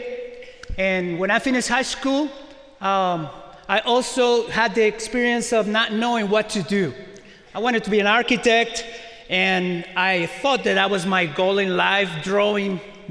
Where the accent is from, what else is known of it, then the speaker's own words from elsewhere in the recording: Mexico; also born or lived in Carmel, Indiana; now in Indiana, United States; I was born in Mexico and I speak Spanish.